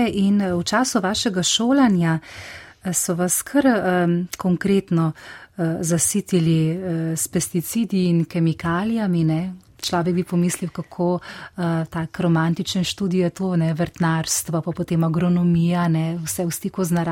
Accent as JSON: {"language": "Slovenian", "country": "Slovenia", "said": "smo Slovenci smo tak strasten vrtičkasti narod"}